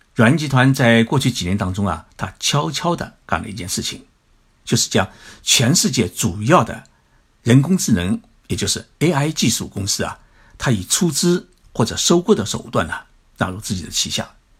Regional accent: China; 我觉得我们中国人完全可以把企业管好

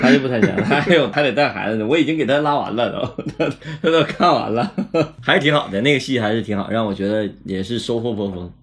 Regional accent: Northeast China, China; accent: Northeastern (Dongbei); 东北话语言里头就经常没有主谓宾

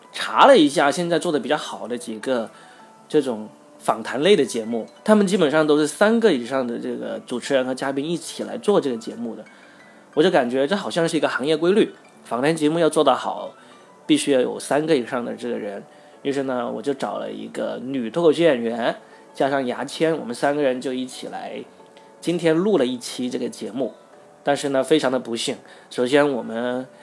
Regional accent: Guangdong, China; 我作为一个广东人

